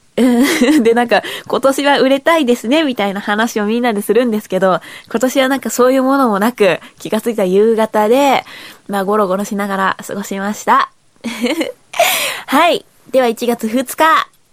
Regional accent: Chiba, Japan; moved away; 私は地元千葉県なので

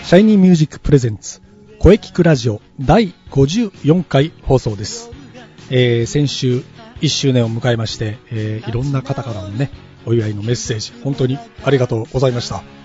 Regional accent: Kumamoto, Japan; 僕の地元の熊本では

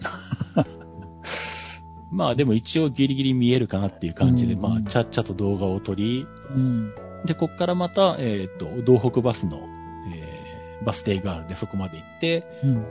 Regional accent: Nagoya, Aichi, Japan; 僕が生まれ育った名古屋とか、あの、愛知県

